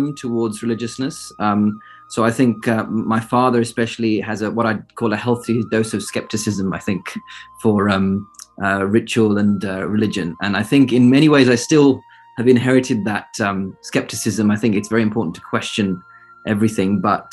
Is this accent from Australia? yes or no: no; United Kingdom; also born or lived in Cambridge, United Kingdom; I was born and raised in the United Kingdom, born near London